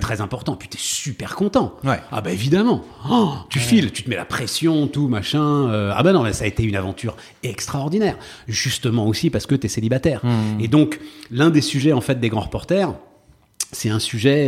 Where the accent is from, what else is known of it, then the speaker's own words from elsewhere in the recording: Paris, Île-de-France, France; also born or lived in Issy-les-Moulineaux; je suis né à Paris. Enfin, hmm. c'est un des drames de ma vie, c'est que donc euh, mes parents habitaient à Paris. Je hmm. suis euh, euh, fils, petit-fils de Parisiens, enfin très très fier de ma ville.